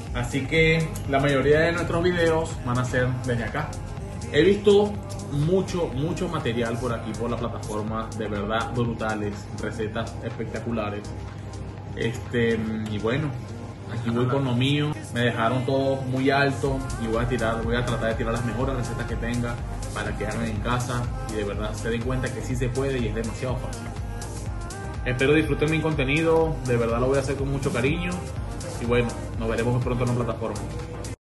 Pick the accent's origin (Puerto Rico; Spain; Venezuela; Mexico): Venezuela; moved away as an adult; also born or lived in Curaçao / Aruba / United States; soy de Venezuela. En Venezuela tenía mi local de comida rápida